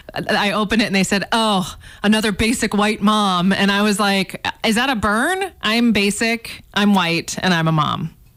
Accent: Canada; As a Canadian

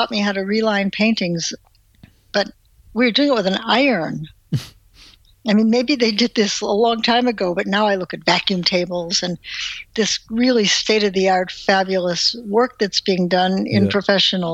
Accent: Cleveland, Ohio, United States; moved away as an adult; also born or lived in Wisconsin; I grew up in Cleveland, Ohio

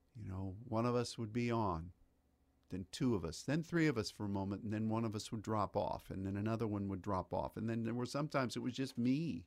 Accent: United States; as an American

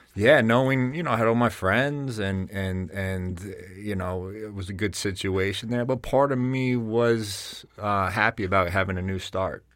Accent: Bergen County, New Jersey, United States; accent: Jersey; moved away as an adult; growing up in New Jersey, moving up to here

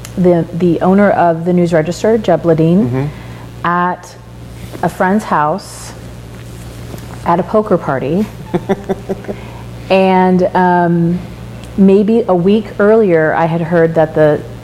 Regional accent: Kansas, United States; moved away as an adult; now in Oregon, United States; I am from Kansas, and it's not as backwoods as people on the coast

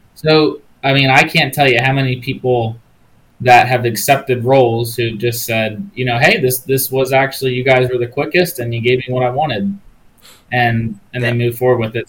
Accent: Maryland, United States; my home state of Maryland

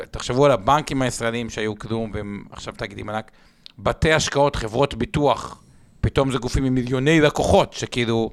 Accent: Israel; בתור ישראלים

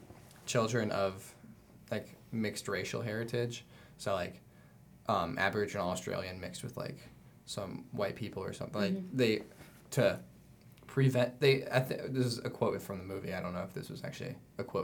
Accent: Cincinnati, Ohio, United States; I'm from Cincinnati

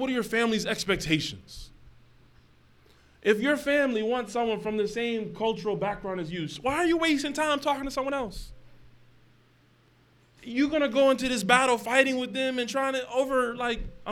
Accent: United States; we're a minority as American Muslims

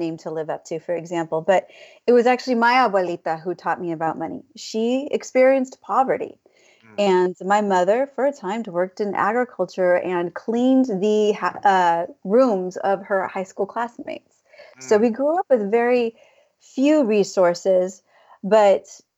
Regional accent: California, United States; I went to a high school in California

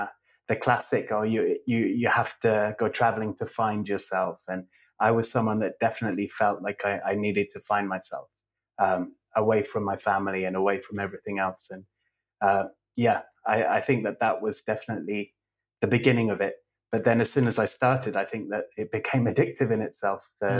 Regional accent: England, United Kingdom; also born or lived in Scotland; I was born in Scotland and I lived there until I was five. And then we moved to England to about three or four different places as I was growing up.

